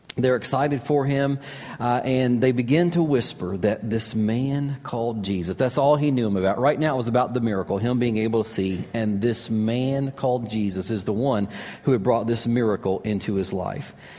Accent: Kentucky, United States; moved away as an adult; also born or lived in Florida; I grew up in Kentucky

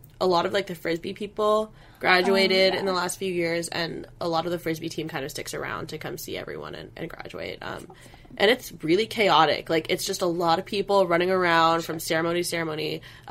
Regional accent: Cupertino, California, United States; I'm from Cupertino, California

